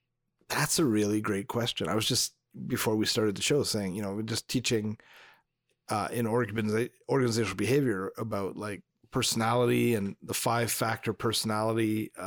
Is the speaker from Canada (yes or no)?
yes; Northern Canada, Canada; Well, we're from Northern Canada, so we're dressing like the Inuit.